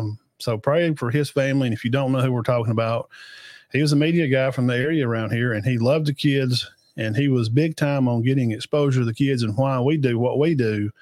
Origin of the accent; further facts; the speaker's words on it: Cedar Bluff, Alabama, United States; I was graduating from Cedar Bluff.